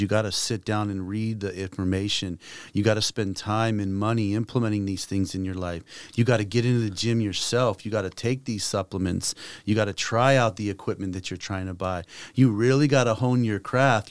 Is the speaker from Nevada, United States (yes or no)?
yes; Las Vegas, Nevada, United States; moved away as an adult; also born or lived in Taiwan; I grew up in Las Vegas